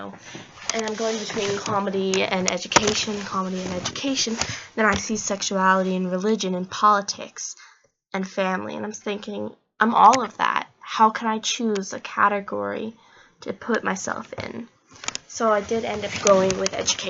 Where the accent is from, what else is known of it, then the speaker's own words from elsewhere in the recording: Oregon, United States; I am from Oregon